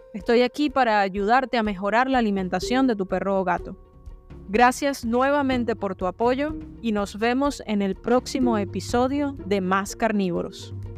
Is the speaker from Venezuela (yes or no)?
yes; Venezuela; una de las cinco facultades que ofrecía la carrera de veterinaria en mi país, Venezuela